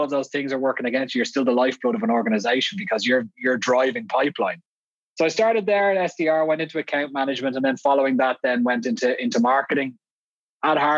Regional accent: Dublin, Leinster, Ireland; moved away as an adult; now in Vienna, Austria; I'm clearly not Austrian with this accent. I grew up in Dublin. I moved out here 12 years ago

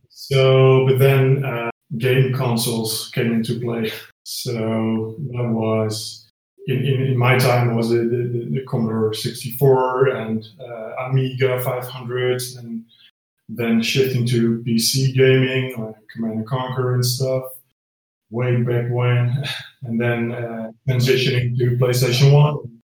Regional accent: Netherlands; I'm from the Netherlands. So I'm Dutch.

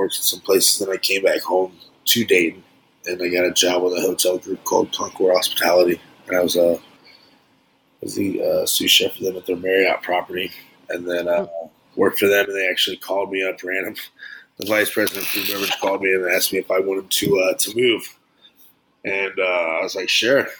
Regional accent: Frankfurt, Hesse, Germany; born there; also born or lived in Ohio, United States; I was born in Germany.

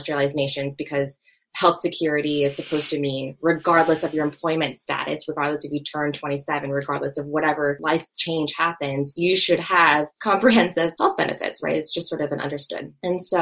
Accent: Tennessee, United States; I'm from Tennessee

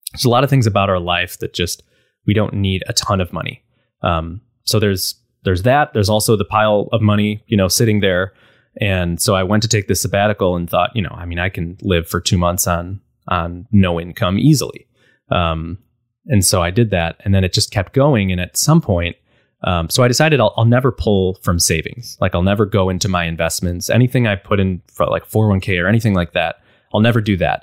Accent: Buffalo, New York, United States; I'm from Buffalo, so it's very snowy

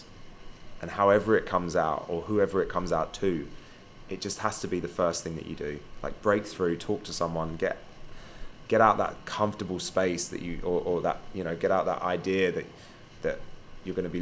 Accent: London, United Kingdom; moved away; where I grew up in London

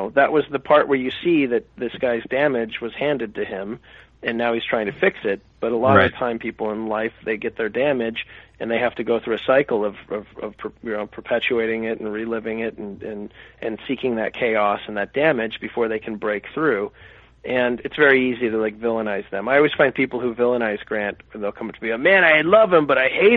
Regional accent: Phoenix, Arizona, United States; I grew up in Phoenix, and I, you know, lived in a small town

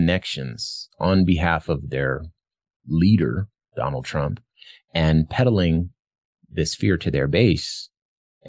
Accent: Arizona, United States; my home state of Arizona

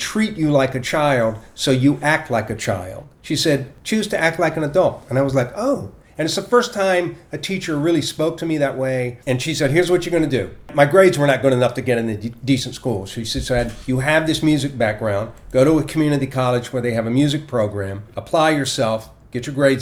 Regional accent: Portsmouth, Virginia, United States; moved away; I grew up in Portsmouth, Virginia.

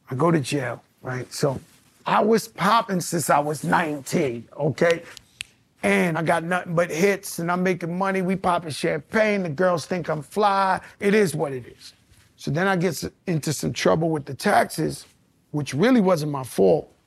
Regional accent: New York, United States; now in Miami, United States; because I'm from New York, but my residence is Miami.

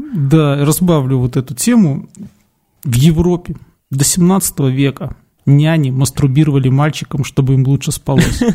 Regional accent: Belarus

